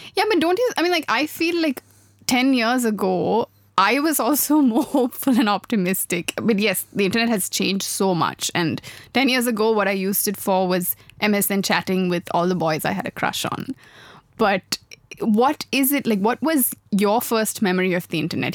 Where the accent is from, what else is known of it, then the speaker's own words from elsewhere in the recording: Sri Lanka; I grew up in Sri Lanka